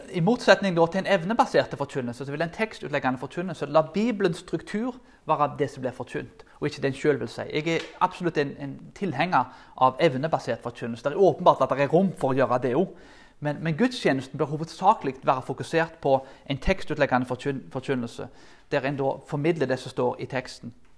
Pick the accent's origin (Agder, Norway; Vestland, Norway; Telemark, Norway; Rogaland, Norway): Rogaland, Norway; Karmøy; der jeg kommer fra